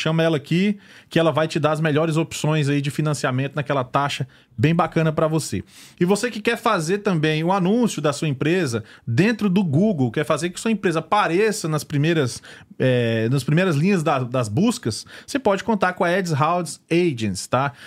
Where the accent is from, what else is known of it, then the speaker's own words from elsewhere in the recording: Luziânia, Goiás, Brazil; also born or lived in Gama, Federal District / Guará, Federal District; now in United States; eu fui criado a minha maior parte no Goiás, na região de Lusiânia.